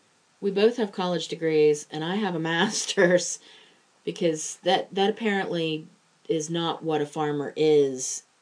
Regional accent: Pittsburgh, Pennsylvania, United States; accent: Pittsburgh; Cuz I mean, I try very, very hard to cover my Pittsburgh accent. I really do.

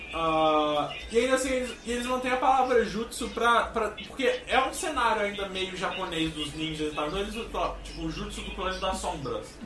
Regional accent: Minas Gerais, Brazil; como mineiro eu me sinto ligeiramente chamado de caipira

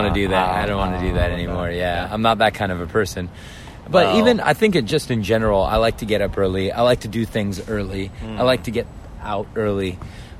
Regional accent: Los Angeles, California, United States; now in Japan; I come from Los Angeles

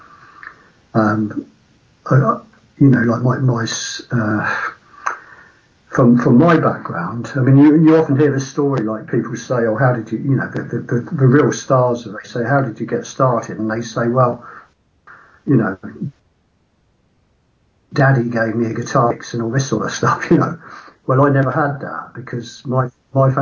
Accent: Woking, South East England, United Kingdom; They were from my hometown

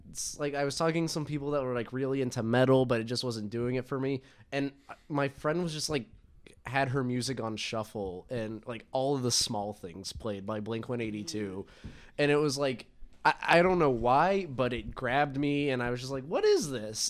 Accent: Atlanta, Georgia, United States; now in Chicago, United States; I'm originally from Atlanta

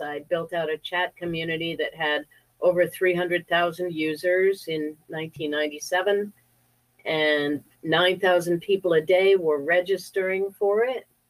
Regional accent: Connecticut, United States; I grew up in Connecticut, a very small, wealthy town in Connecticut

